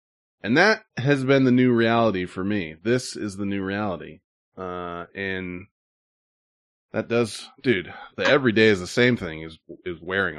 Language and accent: English; Petaluma, California, United States; Most of the dads of kids I grew up with in Petaluma worked in San Francisco, Concord, and Walnut Creek.